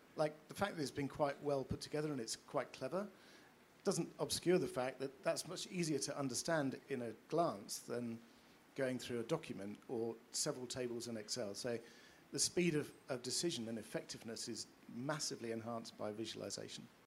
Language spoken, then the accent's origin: English; United Kingdom; we're British and pompous